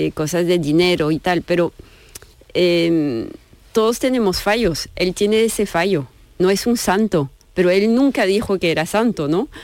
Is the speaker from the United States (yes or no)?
no; France; Spanish is a second language; moved away; yo, soy francesa